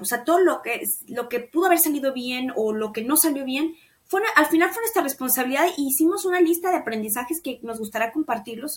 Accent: Mexico; mi país y en México

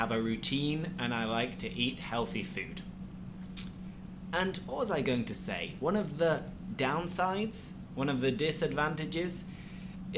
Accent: Yorkshire and the Humber, United Kingdom; now in Spain; I'm from Yorkshire

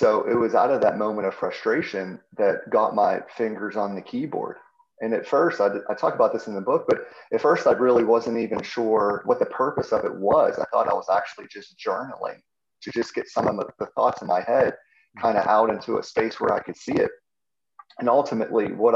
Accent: Pittsburgh, Pennsylvania, United States; I'm from Pittsburgh, grew up a Steeler fan

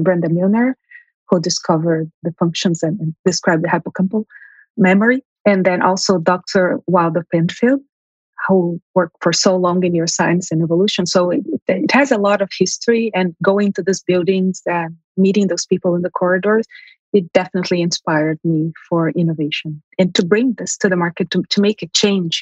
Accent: Brazil; moved away as an adult; also born or lived in São Paulo, Brazil; now in Montreal, Canada; my family is originally from Armenia. They immigrated to Brazil during World War One. I. I was born in Brazil

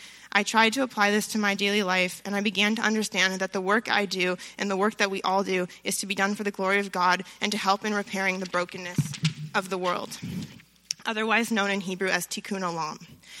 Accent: France; also born or lived in Los Angeles; So I grew up in France and in Los Angeles

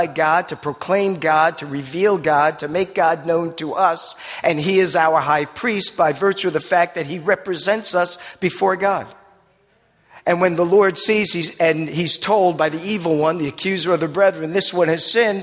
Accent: New Jersey, United States; accent: Jersey; my Jersey accent's now doing a thing with me.

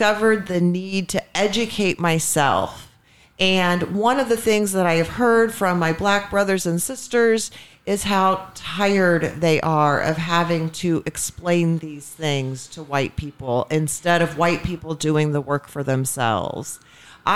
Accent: Indianapolis, Indiana, United States; I grew up in a semi-rural area in the suburbs of Indianapolis.

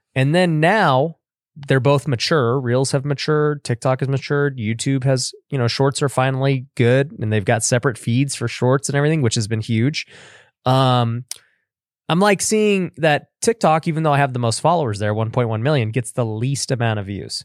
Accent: Las Vegas, Nevada, United States; I'm born and raised in Vegas.

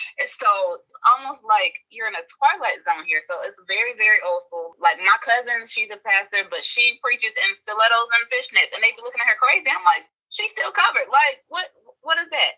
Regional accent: Augusta, Georgia, United States; now in Tallahassee, United States; I'm from originally from Augusta, Georgia, but I am living in Tallahassee, Florida currently.

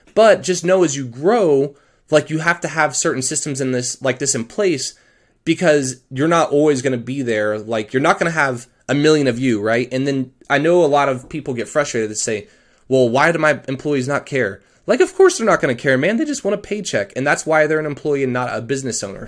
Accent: Colorado, United States; I'm actually from Colorado

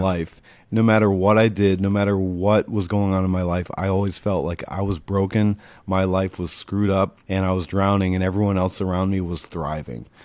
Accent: Rutland, Massachusetts, United States; I grew up in, uh, small town Massachusetts, a small town called, uh, Rutland, New England

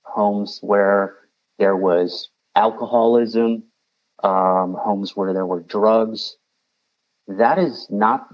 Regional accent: the Midwest outside of Chicago, Illinois, United States; I grew up in the Midwest outside of Chicago in a small town

